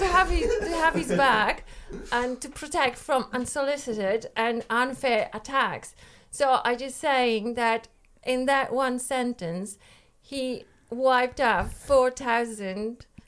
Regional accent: Iceland; Yes, I am from Iceland.

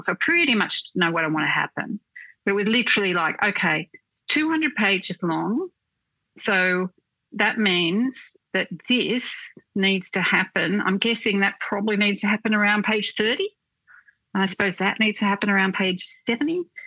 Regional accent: Newcastle, New South Wales, Australia; moved away as an adult; also born or lived in Sydney; I grew up in Newcastle

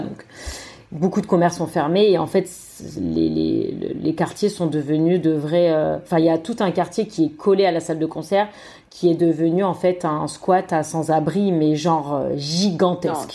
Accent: France; moved away; nous, on est beaucoup de Français dans le coin

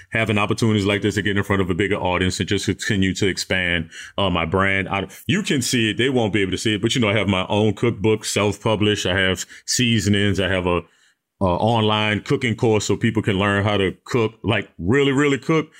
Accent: New Orleans, Louisiana, United States; Even though I'm from New Orleans, my style of, of New Orleans cooking

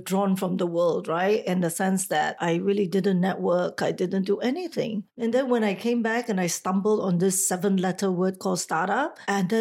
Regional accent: Singapore; moved away as an adult; also born or lived in Taiwan; I am a Singaporean, but I left at a very, very early age, like 23 years old, to pursue a career outside of Singapore to work in Taiwan

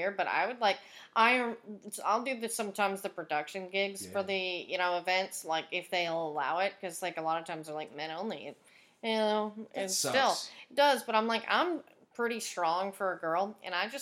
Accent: Tyler, Texas, United States; moved away as an adult; also born or lived in Dallas, Texas; I turned 18, I left Tyler

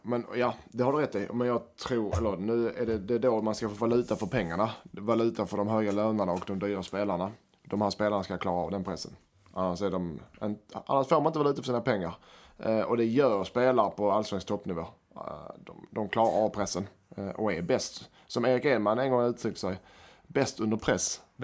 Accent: Helsingborg, Skåne, Sweden; jag som helsingborgare

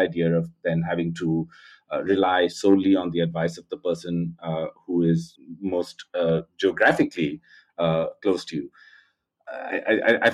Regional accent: India; I grew up in India

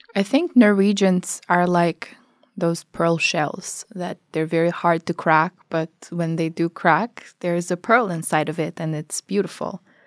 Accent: Albania; moved away as an adult; now in Norway; I come from Albania

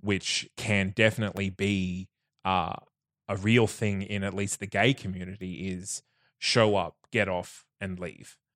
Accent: Bundaberg, Queensland, Australia; now in Brisbane, Australia; I grew up in Bundaberg

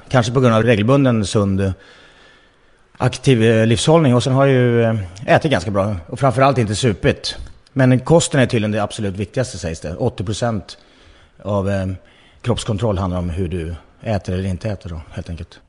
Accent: Nacka, Stockholm County, Sweden; jag är född i Nacka utanför Stockholm

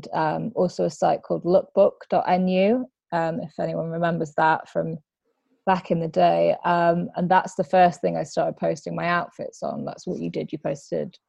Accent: near Blackburn, East Lancashire, North West England, United Kingdom; moved away as an adult; now in London, United Kingdom; I grew up near Blackburn, which is a town in East Lancashire, sort of Manchester way

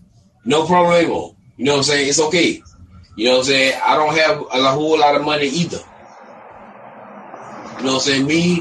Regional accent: United States; I'm from America

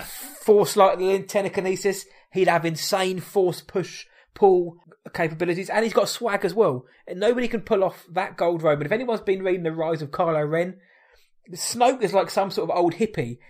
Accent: United Kingdom; we are British

